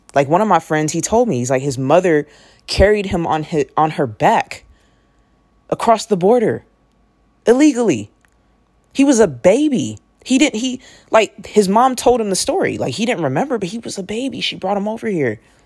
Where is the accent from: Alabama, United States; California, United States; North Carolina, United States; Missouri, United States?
California, United States; Oakland; I grew up in Oakland, California